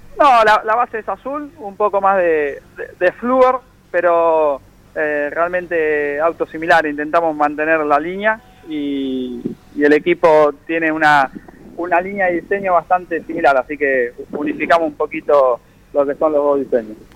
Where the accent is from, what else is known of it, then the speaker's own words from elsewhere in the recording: Buenos Aires, Argentina; De Flores